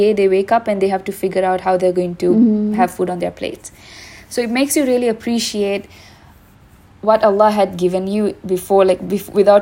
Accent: Sri Lanka; since we are both from Sri Lanka and we're in Sri Lanka right now

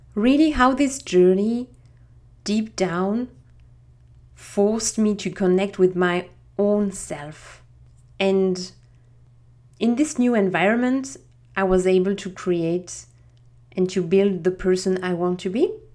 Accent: Strasbourg, Grand Est, France; accent: French; English is a second language; moved away as an adult; now in Auckland, New Zealand; I'm French. I have this little crazy accent I cannot hide. So yes, I'm from France originally. I'm from Strasbourg at the German border

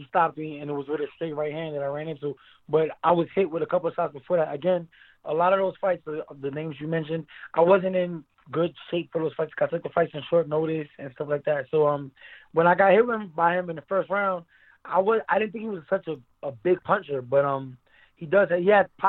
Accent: New York City, New York, United States; I grew up in Brooklyn, New York

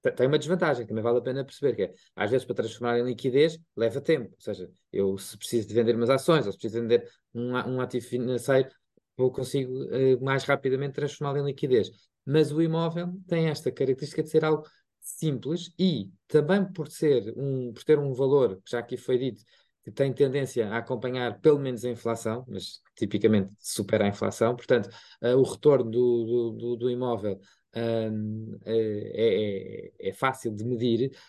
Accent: Lisbon, Portugal; eu também sou de Lisboa

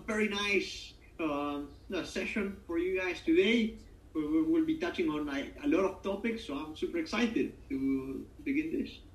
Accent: Argentina; moved away; we had a lot of British influence back home

